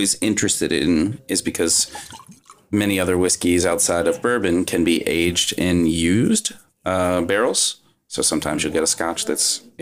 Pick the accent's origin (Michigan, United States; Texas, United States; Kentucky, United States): Kentucky, United States; I was born and raised in Kentucky